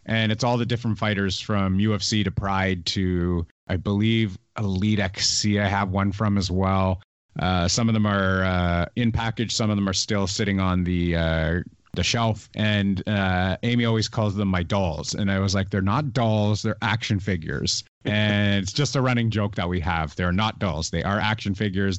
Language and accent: English; Canada; I'm a Canadian